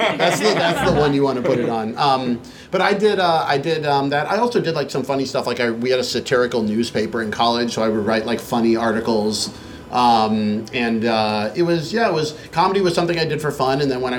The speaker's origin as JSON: {"language": "English", "town": "Boston", "region": "Massachusetts", "country": "United States", "tie": "born or raised there", "also_born_or_lived": "Beijing, China", "moved": "as an adult", "said": "And I grew up in the Boston area, in the suburbs of Boston. I took Chinese actually in high school and in college."}